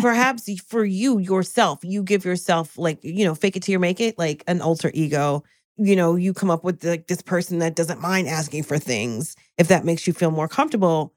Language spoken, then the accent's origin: English; New Jersey, United States; I'm from Jersey.